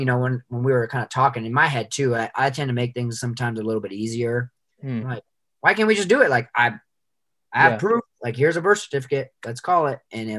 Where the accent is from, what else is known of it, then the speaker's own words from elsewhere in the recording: United States; obviously I'm American